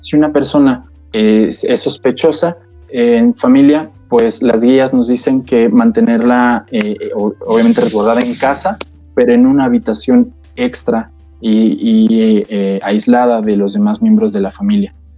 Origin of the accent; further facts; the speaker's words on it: Mexico; como mexicanos